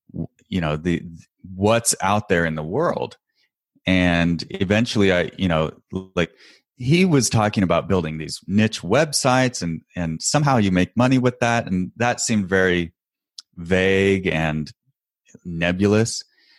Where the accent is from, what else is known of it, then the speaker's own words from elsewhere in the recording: Portland, Oregon, United States; and I'm from the Northwest, grew up around Portland, Oregon, and that's where I live now. And I thought, I'll move back home.